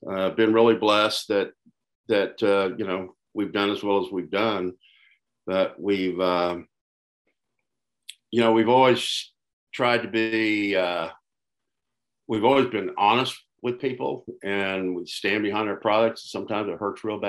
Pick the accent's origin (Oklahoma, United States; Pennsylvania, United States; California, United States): Oklahoma, United States; Tulsa; also born or lived in Ada, Oklahoma; I was born and raised in Tulsa. Lived here all my life